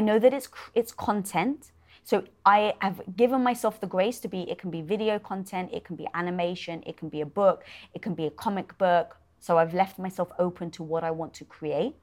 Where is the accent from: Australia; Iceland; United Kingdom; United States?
United Kingdom; being British